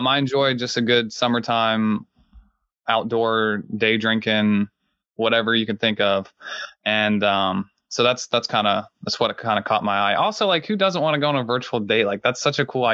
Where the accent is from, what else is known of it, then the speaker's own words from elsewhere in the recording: Southeastern Ohio, United States; moved away as an adult; now in Washington, D.C., United States; I'm from Southeastern Ohio. I'm half Lebanese and my dad's German. He's like a quarter German. And I grew up in a small town, rural Ohio